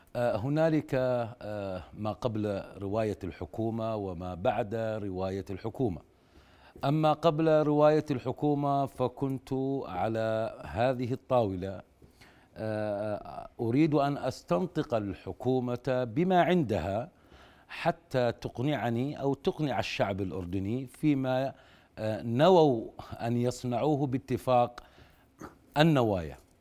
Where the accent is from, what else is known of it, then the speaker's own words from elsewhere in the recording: Jordan; انا كاردني